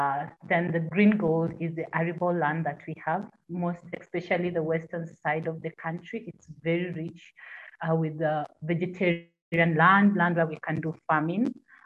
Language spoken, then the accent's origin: English; South Sudan; I'm from South Sudan